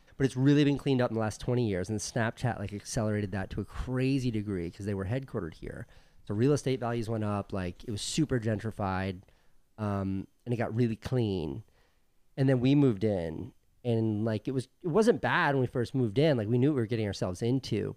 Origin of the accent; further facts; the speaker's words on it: New York City, New York, United States; moved away as an adult; now in Venice, United States; we're from New York City